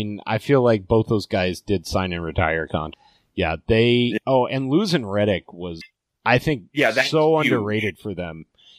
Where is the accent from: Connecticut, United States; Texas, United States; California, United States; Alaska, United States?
Alaska, United States; I grew up in Alaska